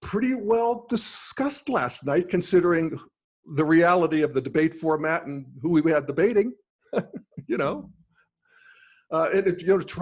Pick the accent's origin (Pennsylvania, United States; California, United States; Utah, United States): Pennsylvania, United States; Western; moved away as an adult; also born or lived in Denver; I grew up in Western Pennsylvania in the 60s and 70s in coal mining country